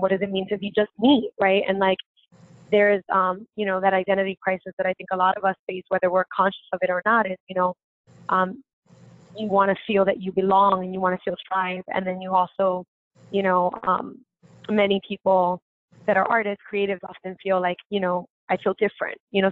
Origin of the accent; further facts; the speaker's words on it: New York City, New York, United States; I grew up in Bushwick